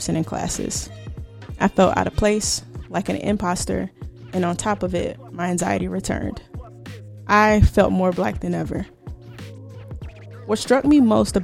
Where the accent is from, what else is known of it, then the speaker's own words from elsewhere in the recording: the South, United States; I grew up in the South